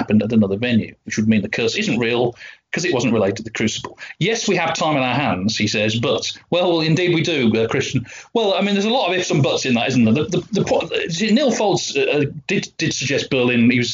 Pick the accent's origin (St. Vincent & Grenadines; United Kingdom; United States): United Kingdom; West Midlands; I'm from the West Midlands.